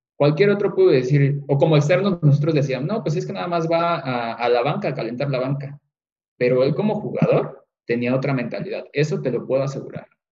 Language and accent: Spanish; Mexico; nosotros como mexicanos